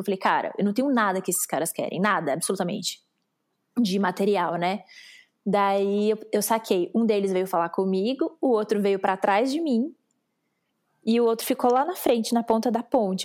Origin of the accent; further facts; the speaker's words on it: Brazil; o meu sotaque me entregava muito, eu falei, "Brasileira."